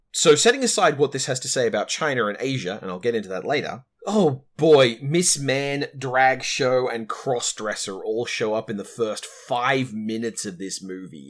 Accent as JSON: {"language": "English", "country": "Australia"}